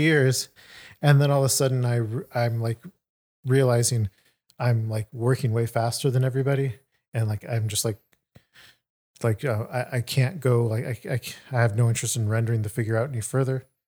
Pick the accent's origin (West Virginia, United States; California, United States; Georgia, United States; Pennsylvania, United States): California, United States; Sacramento; also born or lived in New York; went back home to Sacramento.